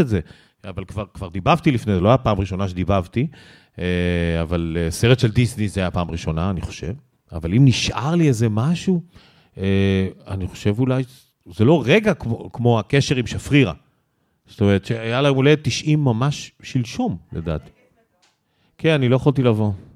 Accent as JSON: {"language": "Hebrew", "country": "Israel", "said": "I'm from Israel"}